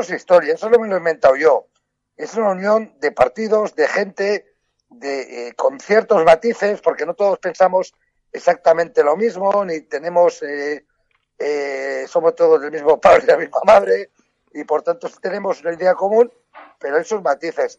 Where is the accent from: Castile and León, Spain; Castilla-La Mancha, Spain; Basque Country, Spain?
Basque Country, Spain; en mi tierra vasca